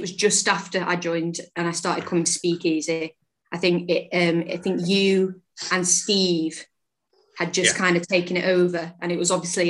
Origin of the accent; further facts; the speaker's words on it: Manchester, North West England, United Kingdom; also born or lived in South London / Urmston / Salford; I'm bred in Manchester, born in London, bred in Manchester. We lived with my nanny for a year, and then we moved to Urmston. And then about 6 years ago, we moved to Salford, to Earlham.